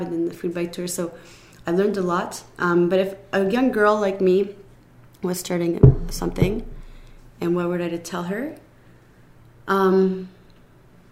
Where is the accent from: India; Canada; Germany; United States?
Canada; I was born in Canada